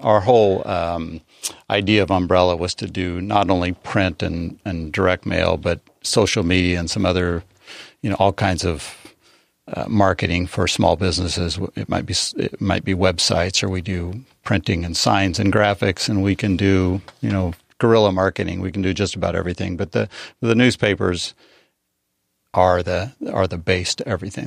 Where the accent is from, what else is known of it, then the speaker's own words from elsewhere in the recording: Eastern Plains of Colorado, United States; now in San Diego, United States; I grew up on the Eastern Plains, seven miles from Kansas.